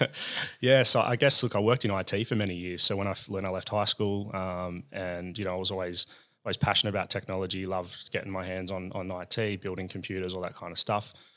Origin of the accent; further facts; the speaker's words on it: Sydney, New South Wales, Australia; I'm from La Perouse